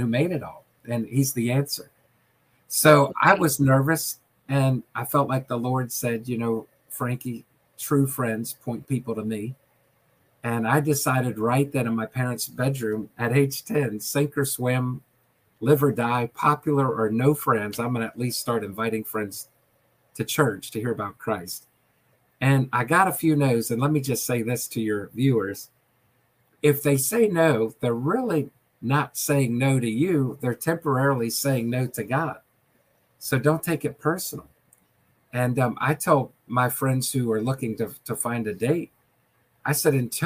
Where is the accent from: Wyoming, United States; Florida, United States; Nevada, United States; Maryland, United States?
Maryland, United States; Southern; also born or lived in Washington, D.C.; I lived in Southern Maryland, and we were going to a country church